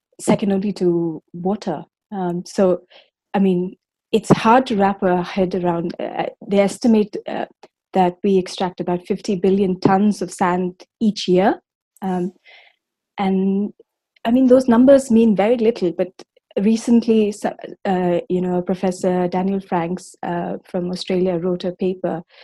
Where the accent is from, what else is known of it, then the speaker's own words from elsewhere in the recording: Bangalore, Karnataka, India; I grew up in Bangalore in South India